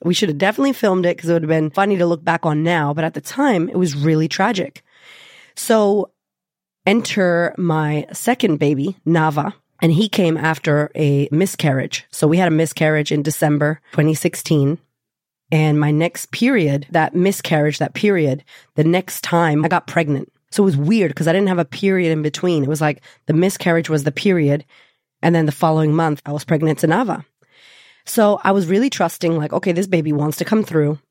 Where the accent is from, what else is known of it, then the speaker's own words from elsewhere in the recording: United States; I'm already American. I'm already Latina.